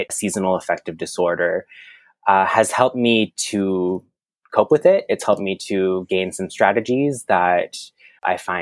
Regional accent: Moncton, New Brunswick, Canada; first language French; English is a second language; moved away as an adult; now in Toronto, Canada; I was born on the East Coast in a land we know as Moncton, New Brunswick

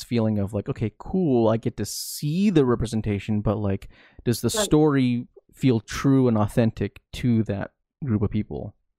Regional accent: Philippines; there are a lot of aspects to being Filipino that I think I could vibe with in terms of how we are represented.

